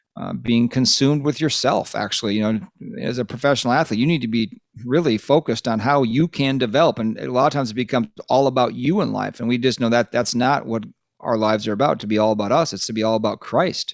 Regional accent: Lake Minnetonka, Minnesota, United States; We grew up on the west side of the Twin Cities in a place called Lake Minnetonka

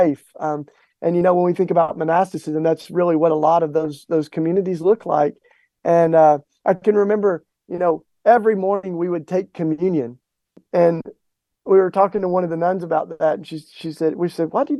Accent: Tennessee, United States; growing up in the Bible Belt in Tennessee

